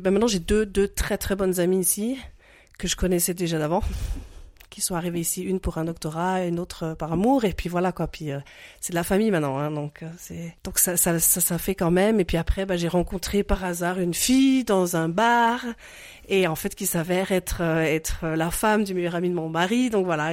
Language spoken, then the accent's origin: French; French-speaking Switzerland, Romandy, Switzerland; moved away as an adult; also born or lived in Geneva / Lausanne; now in Munich, Germany; je suis née en Suisse romande. d'un papa suisse et d'une maman finlandaise. J'ai étudié là-bas, j'ai fait ma vie là-bas jusqu'à mes 23 ans.